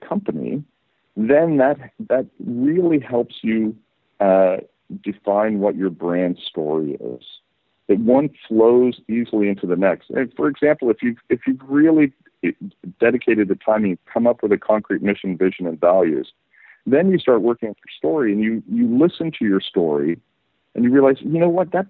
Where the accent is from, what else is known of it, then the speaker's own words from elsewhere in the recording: Canada; moved away as an adult; also born or lived in United Kingdom / San Francisco Bay Area, California, United States; now in Barcelona, Spain; I was born in the UK, but I grew up in Canada and then lived for 20 years in the Bay Area